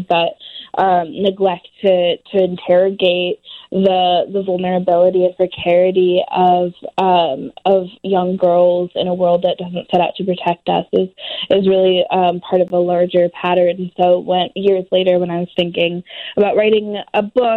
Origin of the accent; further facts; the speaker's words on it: Oakland, California, United States; I was born and raised in Oakland. I still live here.